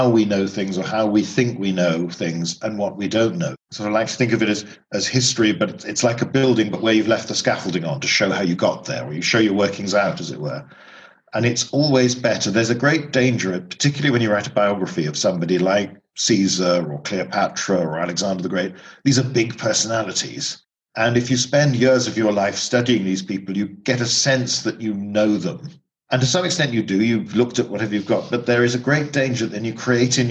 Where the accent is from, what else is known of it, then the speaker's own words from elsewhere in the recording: United Kingdom; growing up in Britain